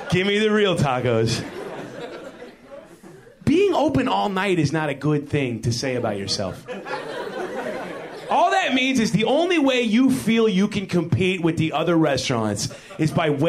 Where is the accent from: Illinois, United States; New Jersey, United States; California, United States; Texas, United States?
Illinois, United States; Chicago; now in Los Angeles, United States; I'm not from LA. I'm from Chicago, but I moved here and I really like it here.